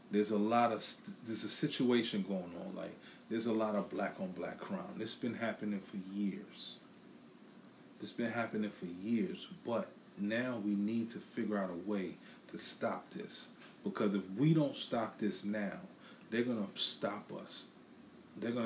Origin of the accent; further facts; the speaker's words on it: New York City, New York, United States; now in Philadelphia, United States; I'm in Philadelphia, I'm from Brooklyn